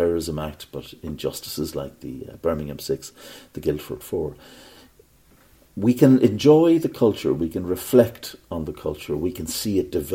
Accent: Ireland; when I was growing up in Ireland

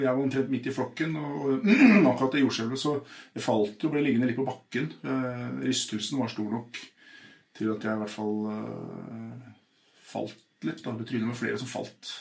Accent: Oslo, Norway; jeg vokste opp på Furuset i Groruddalen

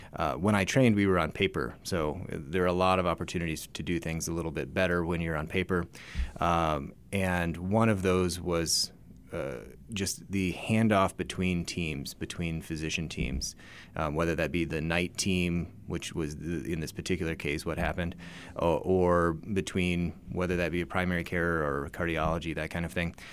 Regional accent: Reno, Nevada, United States; moved away as an adult; also born or lived in Memphis, Tennessee; I grew up in the Reno, Nevada area

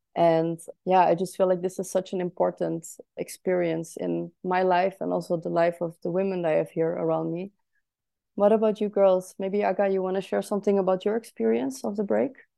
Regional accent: Netherlands; now in Berlin, Germany; I am from the Netherlands originally, but currently living in Berlin.

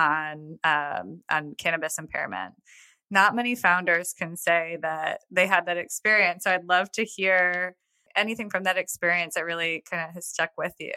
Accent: New York, United States; now in Nashville, United States; I'm from New York originally

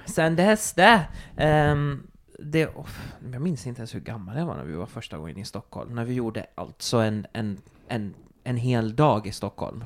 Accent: Turku, Southwest Finland, Finland; moved away; Jag kommer från Åbo.

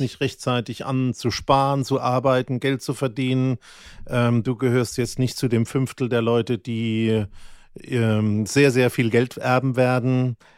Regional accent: Mannheim, Baden-Württemberg, Germany; ich bin ja in Mannheim in der Vorstadt aufgewachsen

